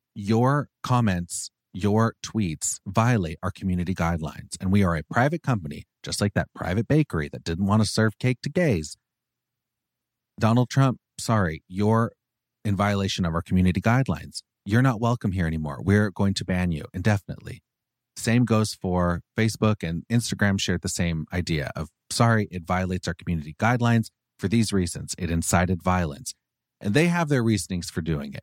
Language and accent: English; Orange County, California, United States; I love being from Orange County